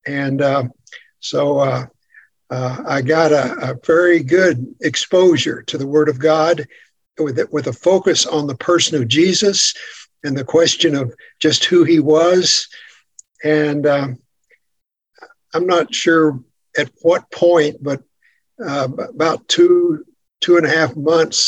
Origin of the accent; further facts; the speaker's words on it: West Texas, United States; I grew up in Texas, in the western part of Texas, on a farm. So I'm a West Texas farm boy